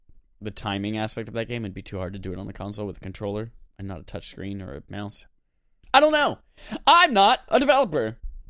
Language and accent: English; North Carolina, United States; he knows I come from North Carolina.